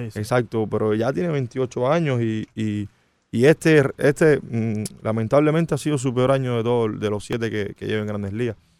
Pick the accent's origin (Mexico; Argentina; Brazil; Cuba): Cuba; Santa Clara, Villa Clara; now in Miami, United States; de la ciudad donde yo nací, de Santa Clara